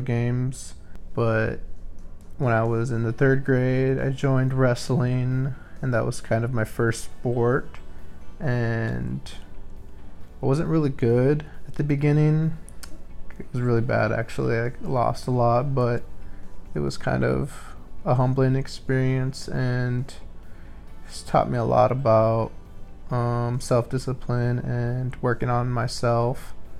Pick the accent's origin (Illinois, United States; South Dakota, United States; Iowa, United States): Iowa, United States; also born or lived in Wisconsin; I was born in Wisconsin, and I moved to Iowa when I was about 4 with my family